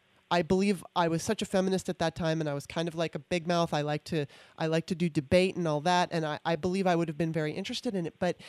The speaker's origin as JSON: {"language": "English", "region": "California", "country": "United States", "tie": "born or raised there", "also_born_or_lived": "Maryland", "moved": "as an adult", "lives_now": "D.C. area, United States", "said": "I was from Maryland, moved out to California when I was 9 in 77, and then moved back to the D.C. area in 2018."}